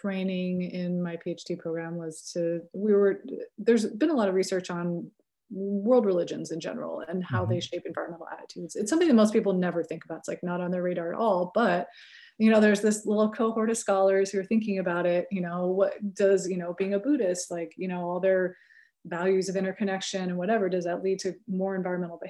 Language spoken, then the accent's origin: English; California, United States; accent: California; I may have a California accent